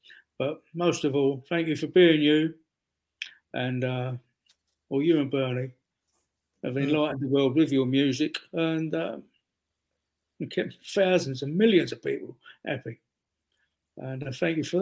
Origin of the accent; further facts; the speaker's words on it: London, United Kingdom; accent: London; my London accent